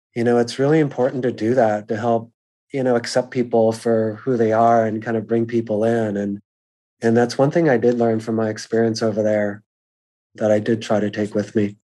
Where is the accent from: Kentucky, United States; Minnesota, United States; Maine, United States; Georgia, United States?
Minnesota, United States; Bloomington; born or raised there; moved away as an adult; also born or lived in Massachusetts